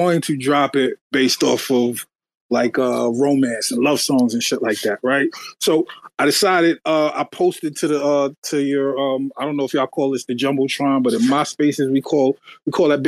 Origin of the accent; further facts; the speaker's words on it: New York City, New York, United States; now in New Jersey, United States; I'm from Queens, New York. I live in Jersey now